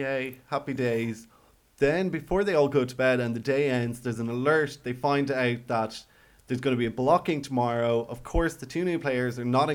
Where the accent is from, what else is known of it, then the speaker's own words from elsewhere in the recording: Ireland; We're Irish